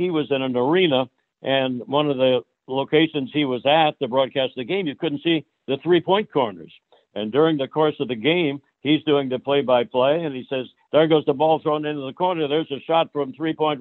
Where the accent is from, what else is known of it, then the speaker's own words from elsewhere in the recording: Iowa, United States; also born or lived in Chicago; now in Phoenix, United States; I grew up in Iowa